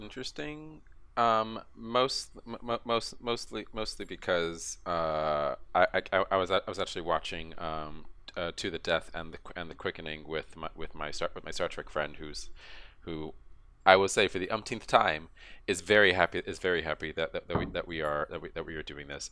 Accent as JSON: {"language": "English", "region": "Texas", "country": "United States", "tie": "born or raised there", "said": "I'm a Texan"}